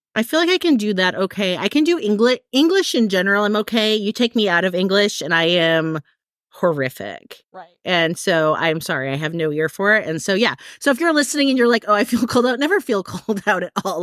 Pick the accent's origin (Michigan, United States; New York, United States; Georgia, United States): Michigan, United States; Midwest; now in California, United States; I grew up in the Midwest, so I know what like real stormy weather is like, like Michigan gets, gets weather